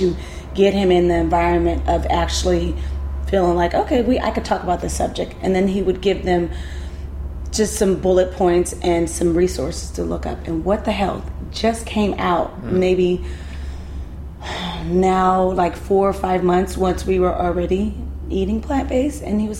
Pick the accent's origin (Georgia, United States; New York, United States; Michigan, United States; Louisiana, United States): Georgia, United States; LaGrange; I'm from LaGrange, Georgia. We don't do this. Like, we eat pork.